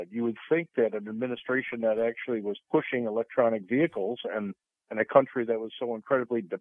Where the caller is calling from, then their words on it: Sarasota, Florida, United States; Morning, Captain. My driver, Mike, in Sarasota.